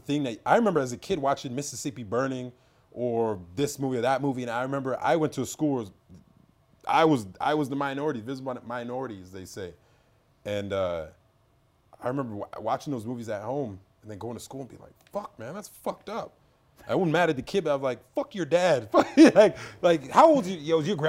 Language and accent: English; Trinidad & Tobago; What about you? Where are you from? I was like, Trinidad.